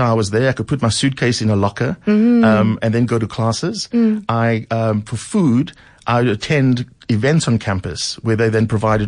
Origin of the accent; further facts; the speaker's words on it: Cape Town, Western Cape, South Africa; moved away; growing up in Mitchell's Plain, as you say, on the Cape Flats during apartheid